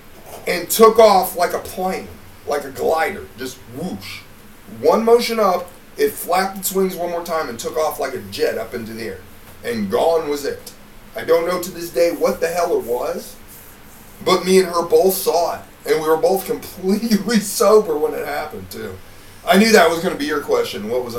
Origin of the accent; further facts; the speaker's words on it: Cleveland, Ohio, United States; also born or lived in Indiana; Because I'm from up north, you know. I was born in Cleveland, and then I, lived in Indiana.